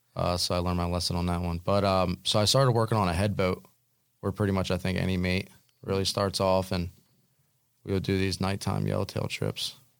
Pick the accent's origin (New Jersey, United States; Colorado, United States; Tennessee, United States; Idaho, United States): New Jersey, United States; I grew up in the Pine Barrens